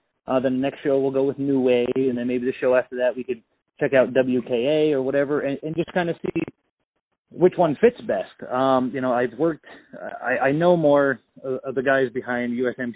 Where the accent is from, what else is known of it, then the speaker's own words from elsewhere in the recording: Massachusetts, United States; I grew up in Massachusetts